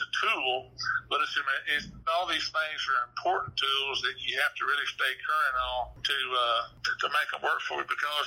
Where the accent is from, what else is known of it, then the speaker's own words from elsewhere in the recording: Hot Springs, Arkansas, United States; being born and raised in Hot Springs and Garland County